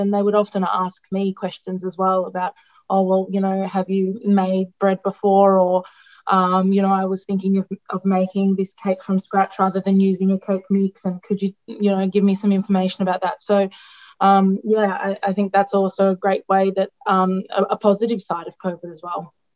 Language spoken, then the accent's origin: English; Melbourne, Victoria, Australia; born or raised there; first language Greek; English is a second language; moved away as an adult; also born or lived in Italy; now in Laos